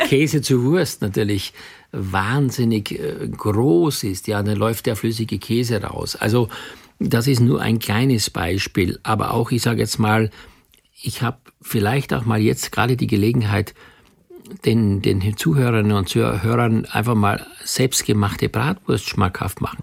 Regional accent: Austria; moved away; ich komme ja gebürtig aus Österreich

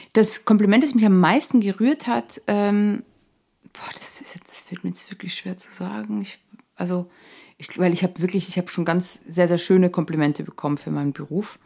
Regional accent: Wienerwald, Lower Austria, Austria; now in Germany; als ich nach Deutschland gezogen bin, und ich den Leuten gesagt habe, ja, ich komme aus dem Wienerwald

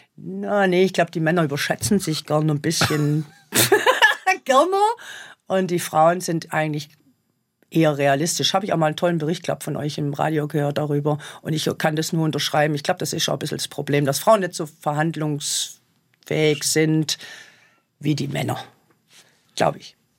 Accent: Germany; bei uns in Deutschland

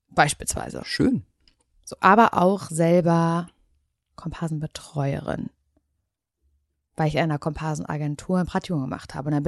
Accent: Parchim, Mecklenburg-Vorpommern, Germany; moved away; Ich hatte sehr wenig Geld, als ich weggezogen bin aus Parchim.

